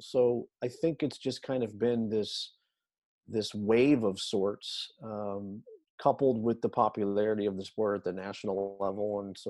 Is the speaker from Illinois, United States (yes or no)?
yes; Quincy, Illinois, United States; the little town that I grew up in Quincy on the river.